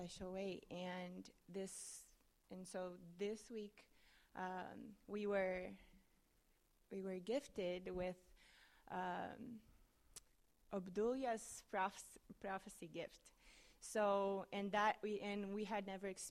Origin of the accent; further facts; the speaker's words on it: Brazil; moved away as an adult; now in Manhattan, Kansas, United States; I'm from Brazil